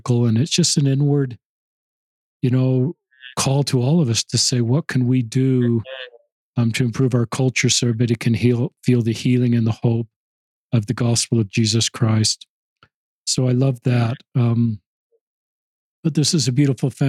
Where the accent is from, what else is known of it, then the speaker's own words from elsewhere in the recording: Murray, Utah, United States; my hometown, Murray, Utah